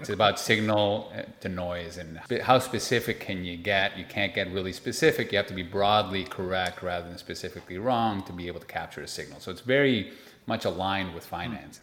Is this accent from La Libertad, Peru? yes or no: no; Lima, Peru; I was born and raised in Lima, Peru, in South America.